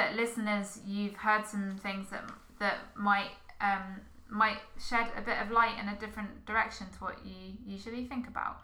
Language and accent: English; United Kingdom; just miles from where my hometown is on the south coast